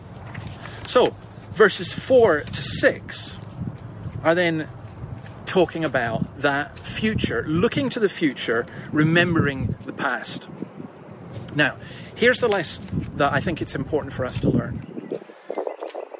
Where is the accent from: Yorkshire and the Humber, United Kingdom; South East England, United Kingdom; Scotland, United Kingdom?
Scotland, United Kingdom; moved away; you may have gathered from my accent, I'm not from round here. I'm a Scot and I'm a Scottish Calvinist